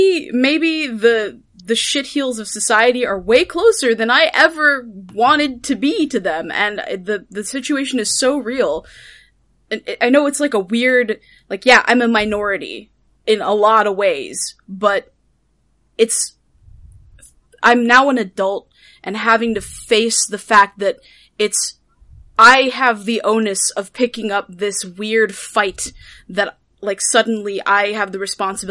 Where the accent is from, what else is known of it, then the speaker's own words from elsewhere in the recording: Guam; moved away; also born or lived in Las Vegas, United States / Los Angeles, United States; So, I'm from the West Coast. And this sounds a little random, but I promise it's not. I grew up in Guam, and then moved around a lot because my dad was military, and we ended up living in Las Vegas.